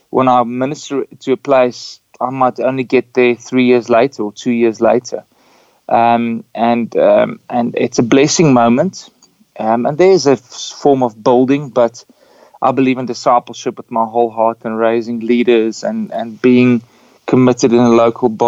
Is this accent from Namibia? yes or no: yes; Windhoek, Khomas, Namibia; my travel started in Namibia because I was born in Windhoek.